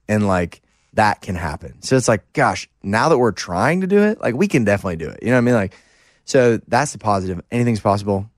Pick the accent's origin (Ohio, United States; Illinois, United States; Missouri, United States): Missouri, United States; St. Louis; growing up in Saint Louis